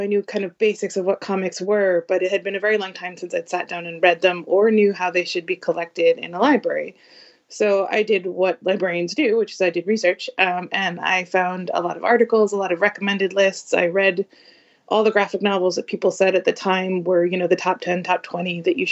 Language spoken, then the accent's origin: English; the Northeast, just north of Boston, Massachusetts, United States; I am a librarian right outside of Boston. I grew up in the Northeast, just north of the city